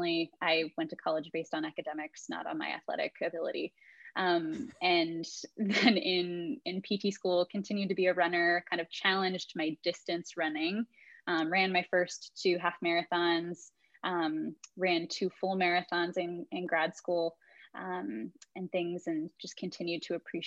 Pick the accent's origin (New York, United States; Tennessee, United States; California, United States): California, United States; Southern; also born or lived in Dallas, Texas; I am a Southern California gal, pretty much born and raised. I was technically born in Dallas, but 6 months after that, my parents moved to Southern California.